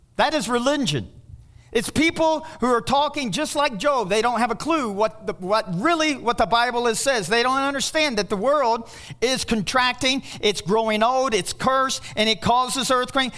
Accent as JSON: {"language": "English", "region": "Kentucky", "country": "United States", "said": "I'm from Kentucky"}